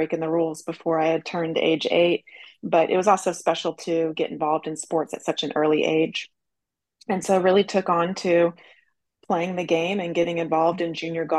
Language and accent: English; St. Louis, Missouri, United States; moved away as an adult; also born or lived in Florida; now in California, United States; I grew up in St. Louis, Missouri, and was introduced to the game when I was 7 years of age